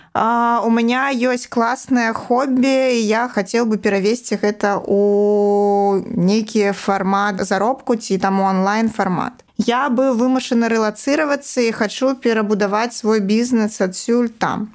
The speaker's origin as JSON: {"language": "Belarusian", "town": "Babruysk", "region": "Mogilev Region", "country": "Belarus", "tie": "born or raised there", "also_born_or_lived": "Minsk", "moved": "as an adult", "lives_now": "Babruysk, Belarus", "said": "Бабруйск это мой родны горад"}